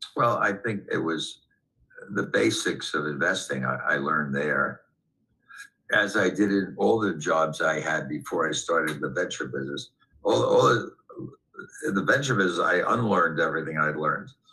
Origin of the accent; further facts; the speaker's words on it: New York City, New York, United States; I grew up in Manhattan as a kid on the West Side